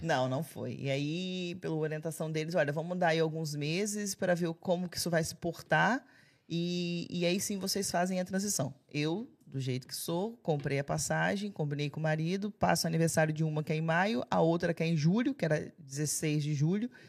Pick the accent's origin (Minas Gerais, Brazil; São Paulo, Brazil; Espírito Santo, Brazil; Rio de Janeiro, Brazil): Espírito Santo, Brazil; Alegre; moved away as an adult; now in Portugal; Eu sou de Alegre